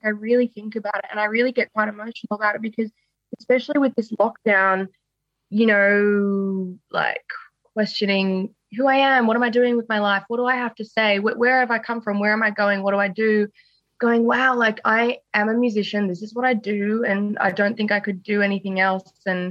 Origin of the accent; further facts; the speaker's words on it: Sydney, New South Wales, Australia; So I'm very much a nature girl. And, grew up in Sydney and I've stayed in Wesley my whole life.